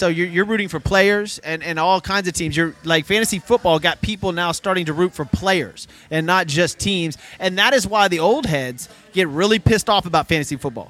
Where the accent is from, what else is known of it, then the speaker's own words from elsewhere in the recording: Memphis, Tennessee, United States; now in Houston, United States; I'm from Memphis.